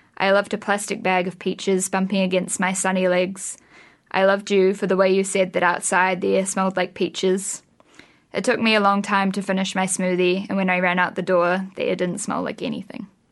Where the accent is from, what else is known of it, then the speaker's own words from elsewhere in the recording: Wellington, New Zealand; also born or lived in Australia; I was born in Australia, but I've lived in Wellington since I was like two. So yeah, I'm definitely a Wellington girl.